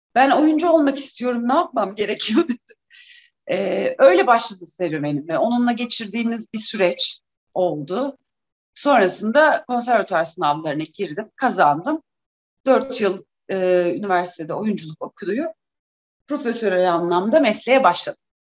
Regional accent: Trabzon, Turkey; Trabzonluyum, Trabzon Devlet Tiyatrosu'na gidip oyunlar izlerdik. Babamla sık sık beni çocuk oyunlarına götürdü

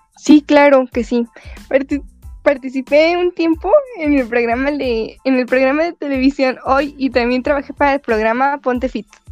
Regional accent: Los Reyes La Paz, State of Mexico, Mexico; yo soy originaria del Estado de México. Exactamente vengo de una pequeña ciudad llamada Los Reyes La Paz

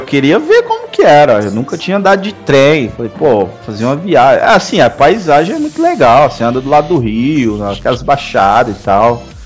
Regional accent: Minas Gerais, Brazil; eu sou mineiro, falo trem toda hora

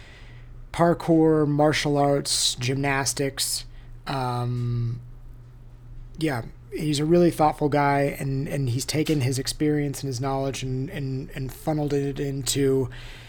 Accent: United States; also born or lived in Southern California / New York; now in Boulder, United States; I grew up in Lake Tahoe.

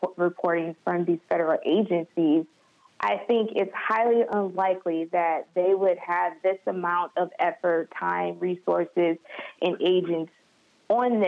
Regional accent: Detroit, Michigan, United States; I'm from Detroit. I was born in Detroit. I was raised in Detroit, you know, from the beginning until, you know, I was 18

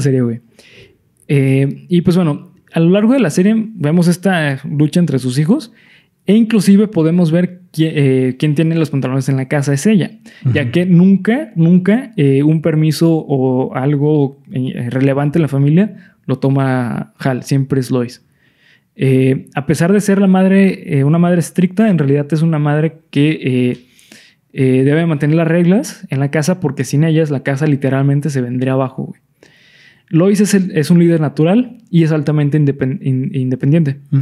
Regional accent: Mexico; nosotros como mexicanos

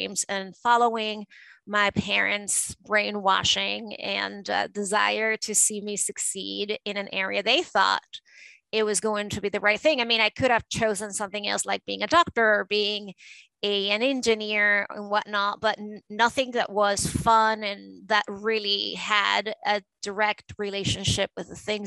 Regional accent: Caracas, Capital District, Venezuela; moved away as an adult; now in United States; I grew up in Caracas, Venezuela, and that life was very different from the life that I have nowadays

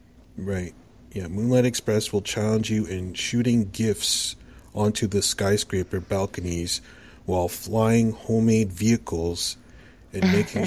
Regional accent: Canada; accent: Canadian; also born or lived in Ontario; Oh, well, I am Canadian.

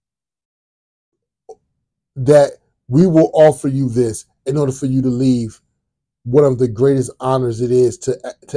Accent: Virginia, United States; I'm from Virginia. I was born and raised in Virginia.

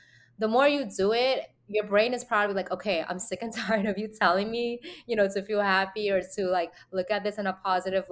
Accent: New York City, New York, United States; being a New Yorker

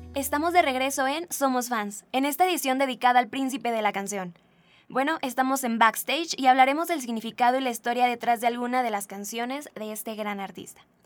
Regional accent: Mexico; nuestra cultura, o sea, como mexicanos

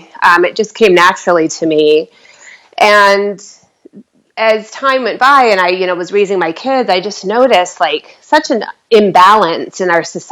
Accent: Michigan, United States; I'm from Michigan, so I know the Midwest

